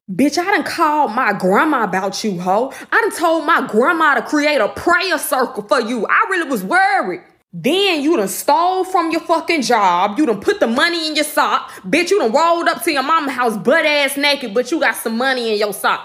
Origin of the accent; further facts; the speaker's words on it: Birmingham, Alabama, United States; my hometown, Birmingham, Alabama